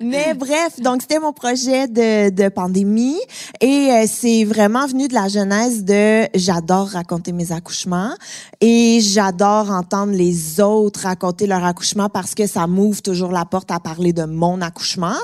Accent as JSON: {"language": "French", "town": "Montreal", "region": "Quebec", "country": "Canada", "said": "sans doute mon accent m'a un petit peu trahi, je viens de Montréal."}